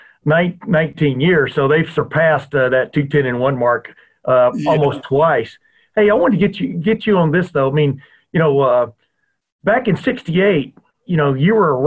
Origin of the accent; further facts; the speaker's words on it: United States; also born or lived in Alabama / Texas; now in Ohio, United States; I grew up in Alabama and Texas before I moved to the great state of Ohio